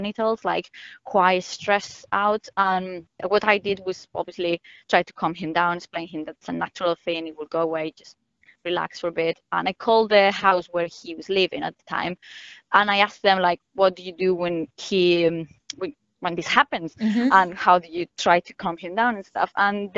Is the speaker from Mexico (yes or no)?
no; Spain; moved away; I am from Spain